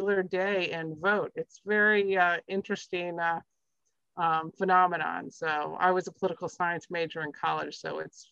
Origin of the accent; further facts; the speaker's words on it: Midwest, United States; now in Andover, United States; I grew up in the Midwest